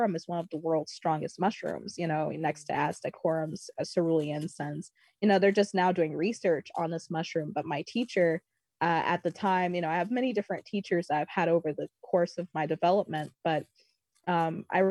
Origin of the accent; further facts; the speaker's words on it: Bloomington, Indiana, United States; I was born in Bloomington, Indiana